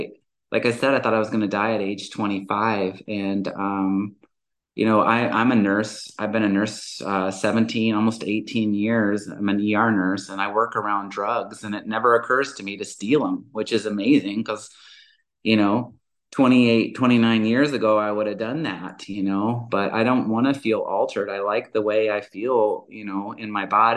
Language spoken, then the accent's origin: English; the South, United States; moved away; also born or lived in Georgia / Alabama / Montana; And I'm originally from the South. I was born and raised in Georgia and Alabama.